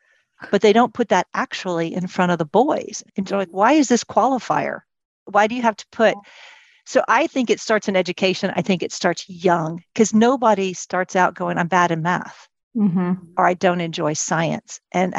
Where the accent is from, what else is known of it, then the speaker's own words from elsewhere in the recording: United States; also born or lived in Ireland; And so my parents put me in an Irish Catholic girls' school, which is very interesting because I'm an American and Protestant.